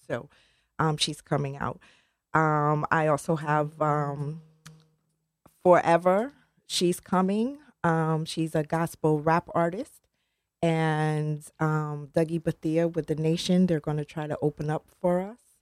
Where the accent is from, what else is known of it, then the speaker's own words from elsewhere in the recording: New Haven, Connecticut, United States; I grew up in Newhallville